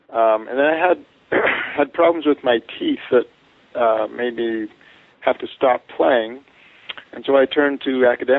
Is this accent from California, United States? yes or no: yes; Santa Barbara, California, United States; also born or lived in Canada; now in Provo, United States; I'm from Canada and grew up in California.